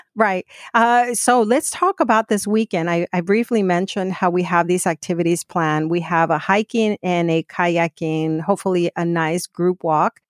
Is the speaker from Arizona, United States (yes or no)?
yes; Phoenix, Arizona, United States; I grew up in Phoenix